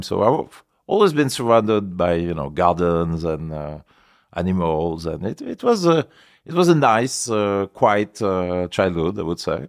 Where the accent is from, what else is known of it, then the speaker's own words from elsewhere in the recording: Paris, Île-de-France, France; also born or lived in Chamonix, Savoie; I was born in Paris. My family was living in Paris